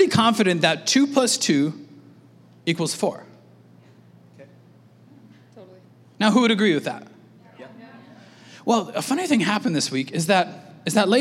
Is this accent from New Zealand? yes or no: no; Canada; we're Canadian